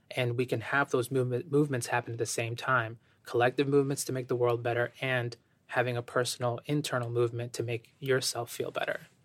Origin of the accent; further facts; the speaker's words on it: Ecuador; moved away; I have an immigrant background. I was born in Ecuador.